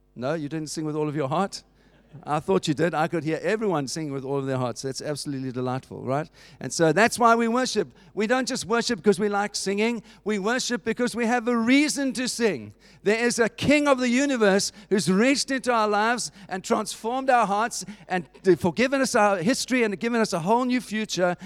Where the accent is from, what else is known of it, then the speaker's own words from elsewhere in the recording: Cape Town, Western Cape, South Africa; moved away as an adult; now in United Kingdom; I was not born here, as you know from my accent. I was born in Cape Town, in South Africa